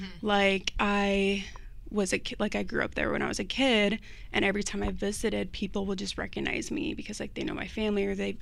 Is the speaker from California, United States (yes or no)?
no; Indiana, United States; born there; So, pretty much, I was born here in Indiana.